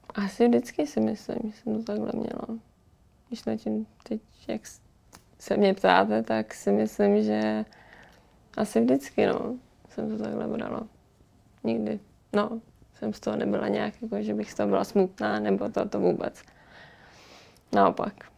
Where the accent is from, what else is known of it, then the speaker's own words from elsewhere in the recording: Pardubice, Pardubice Region, Czechia; jsem z Pardubic